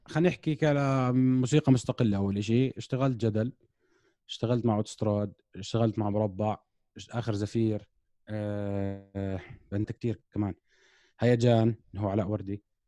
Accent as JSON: {"language": "Arabic", "country": "Jordan", "said": "احنا عندنا بالاردن"}